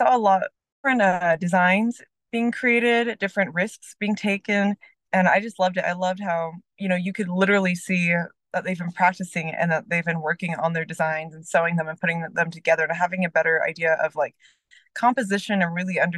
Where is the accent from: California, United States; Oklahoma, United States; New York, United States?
Oklahoma, United States; Oklahoma City; now in Santa Fe, United States; I'm originally from Oklahoma City, but I live in Santa Fe, New Mexico with my two cats